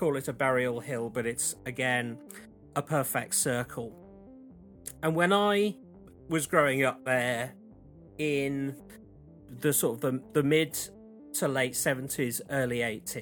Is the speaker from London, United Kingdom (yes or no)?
no; Wiltshire, South West England, United Kingdom; I grew up in Wiltshire, and I've lived very close to Wiltshire all of my life.